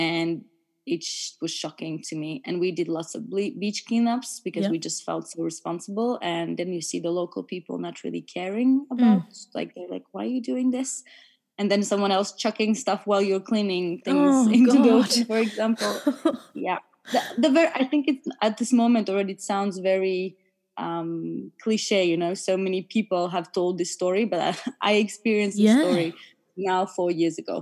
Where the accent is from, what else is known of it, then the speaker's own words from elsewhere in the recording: Latvia; moved away as an adult; also born or lived in Germany / France; now in United Kingdom; I was born and raised in Latvia.